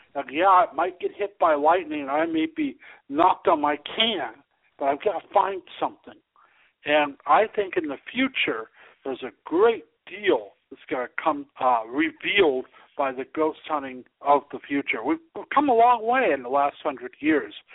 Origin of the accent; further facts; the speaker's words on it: Ventura, California, United States; also born or lived in Los Angeles, California / Thousand Oaks, California; my hometown of Ventura, California